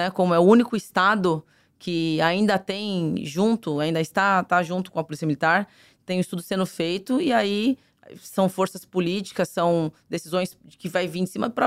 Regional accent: São Paulo, Brazil; Eu sou de São Paulo.

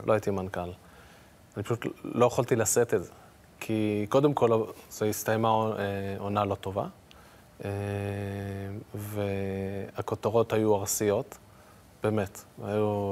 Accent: Israel; יש לי אינטרס כישראלי

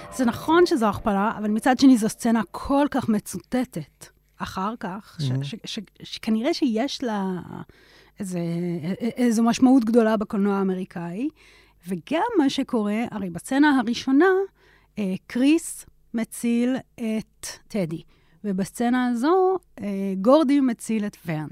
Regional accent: Israel; גדלתי בשכונה של עולים חדשים

